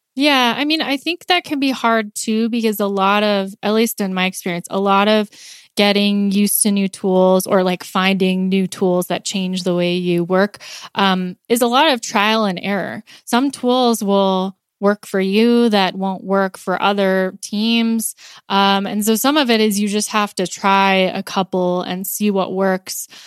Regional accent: California, United States; moved away as an adult; also born or lived in Pittsburgh; now in Colorado, United States; I'm originally from California

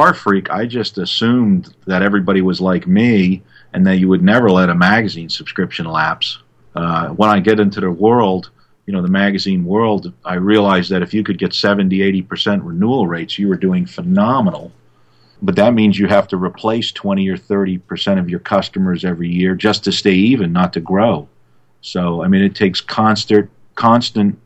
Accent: Massachusetts, United States; moved away as an adult; also born or lived in Florida; I grew up in Massachusetts

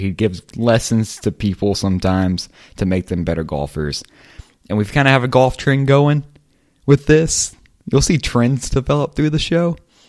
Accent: Lake Charles, Louisiana, United States; I'm from Lake Charles, Louisiana.

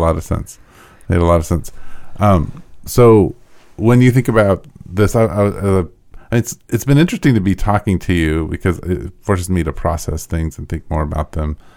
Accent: United States; being an American and being white

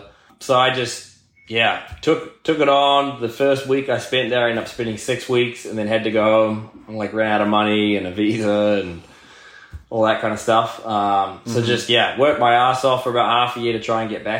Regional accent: New Zealand; moved away as an adult; also born or lived in Florida, United States; now in United States; I grew up in New Zealand. That's like where my family's from

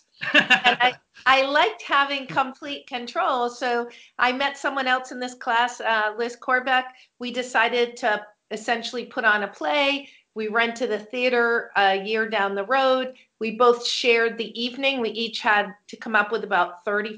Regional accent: Westbrook, Maine, United States; first language French; English is a second language; also born or lived in Jackman, Maine; I was born in Jackman, Maine. And I lived there till I was 8 years old. And then we moved to Westbrook

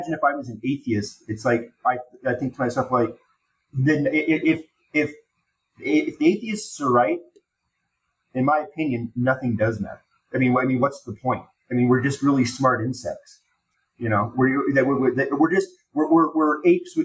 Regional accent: Denver, Colorado, United States; growing up in Denver

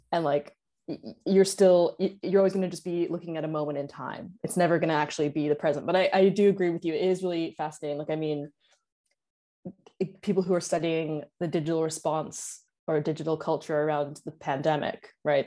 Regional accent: Canada; I'm from Canada

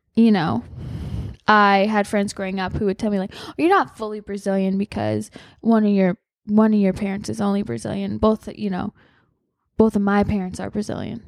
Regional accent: Hawaii, United States; I grew up in Hawaii

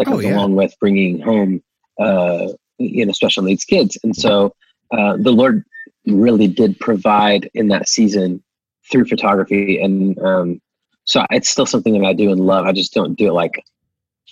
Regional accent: Oklahoma, United States; I grew up in the, every small town in Oklahoma you could think

